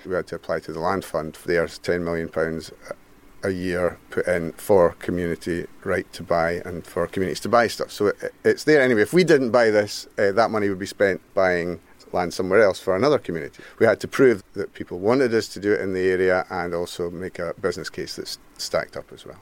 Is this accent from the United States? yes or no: no; Mull, Scotland, United Kingdom; Born and brought up on Mull